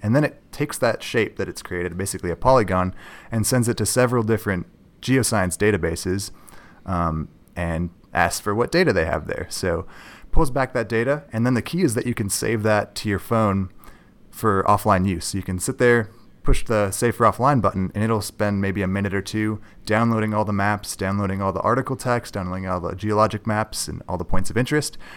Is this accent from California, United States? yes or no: no; north shore of Lake Superior, Minnesota, United States; also born or lived in Duluth, Minnesota; I am from Minnesota. I grew up on the north shore of Lake Superior